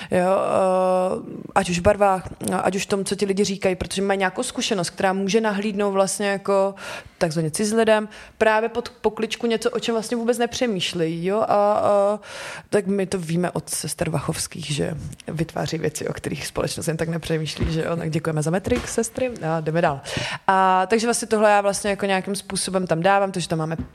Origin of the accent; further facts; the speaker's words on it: Slovácko, Czechia; protože jak jsem ze Slovácka, že vlastně folklor je hodně kvír